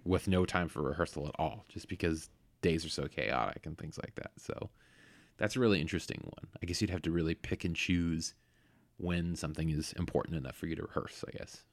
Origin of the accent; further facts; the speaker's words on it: Bay Area, California, United States; moved away; I grew up in the Bay Area